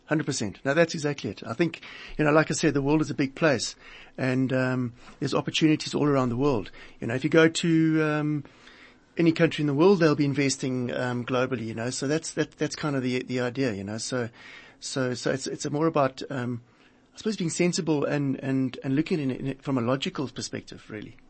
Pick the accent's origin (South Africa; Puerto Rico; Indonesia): South Africa; as a South African, uh, living and working in this country